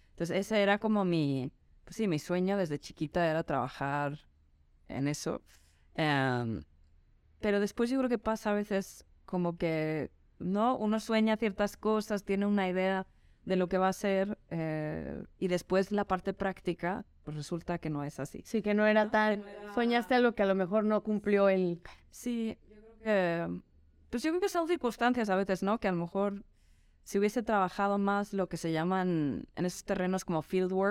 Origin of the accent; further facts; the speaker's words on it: Madrid, Community of Madrid, Spain; Pues yo soy medio sueca, medio noruega, eh, pero gran parte de mi infancia la pasé en Madrid, con quien mis papás ahí residían. Y entonces también soy un poquito española.